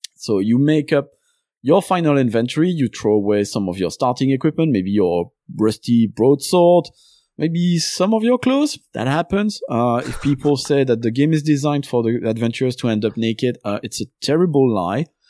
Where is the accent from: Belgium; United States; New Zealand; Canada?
Belgium; first language French; English is a second language; now in London, United Kingdom; I was born in Belgium. Uh, my first language is French